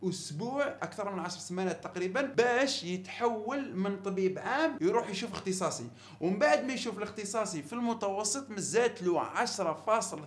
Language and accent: Arabic; Algeria; عندنا في الجزائر